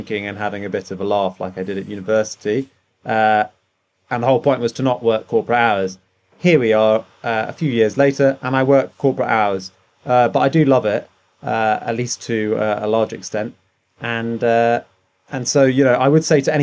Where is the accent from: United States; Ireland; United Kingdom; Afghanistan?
United Kingdom; accent: posh